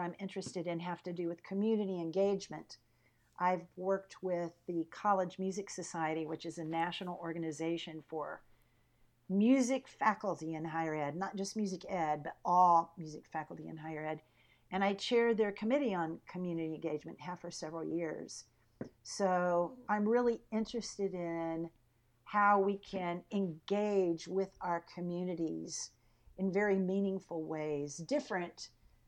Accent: Pensacola, Florida, United States; moved away as an adult; also born or lived in Michigan; now in Texas, United States; I grew up in Pensacola, Florida, you know, right on the Gulf Coast

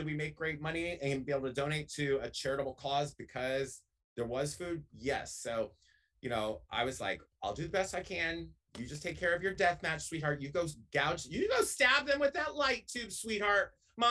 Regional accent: the South, United States; I grew up in the South, and the South is about the National Wrestling Alliance.

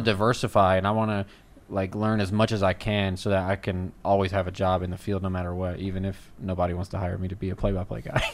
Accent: Louisiana, United States; now in Texas, United States; I'm originally from Louisiana

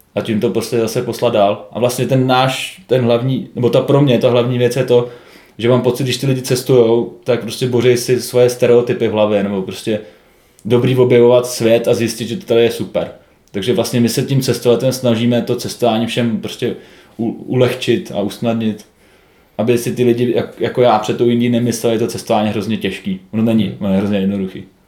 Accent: Czechia; jsme Češi

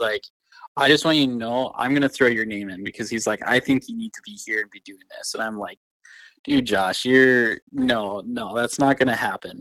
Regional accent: Rapid City, South Dakota, United States; the church I grew up in Rap City

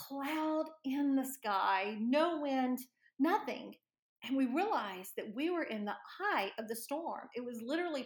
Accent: Destin, Florida, United States; I grew up in Destin, Florida, which is on the Gulf Coast, in the Panhandle area of Florida

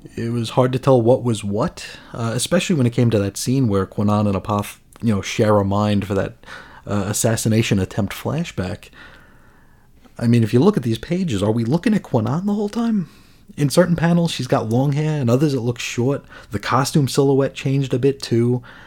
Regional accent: United States; as an American

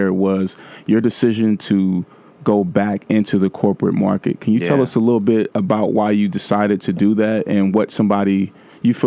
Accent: Vallejo, California, United States; moved away as an adult; also born or lived in Atlanta; now in New York, United States; I'm from Vallejo

